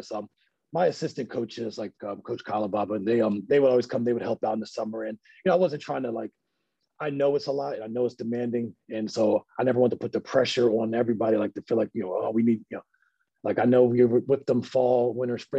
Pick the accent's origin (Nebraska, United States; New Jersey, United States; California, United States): New Jersey, United States; Millville; we're from Millville